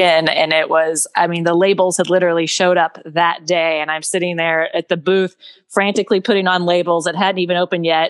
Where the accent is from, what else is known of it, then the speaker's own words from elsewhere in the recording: East Texas, United States; moved away; I grew up in Grandma's garden in East Texas